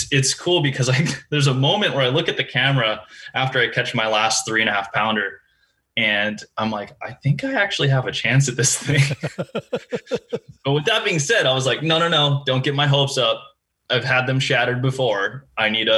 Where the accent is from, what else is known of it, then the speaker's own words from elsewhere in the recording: Hawaii, United States; moved away as an adult; also born or lived in Lake Wilson, Hawaii; I was born and raised there. I'm very much identify myself as, you know, a proud Hawaii born kid.